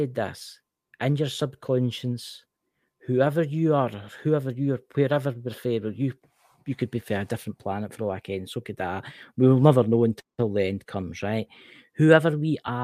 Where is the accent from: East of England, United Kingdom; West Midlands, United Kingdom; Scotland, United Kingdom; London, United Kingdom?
Scotland, United Kingdom; I'm Scottish.